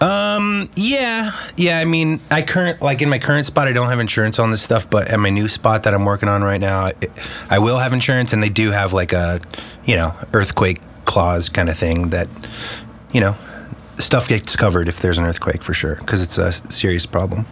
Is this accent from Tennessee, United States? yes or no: no; Los Angeles, California, United States; also born or lived in Chicago / San Diego; pretty much been growing up here in LA since I was six years old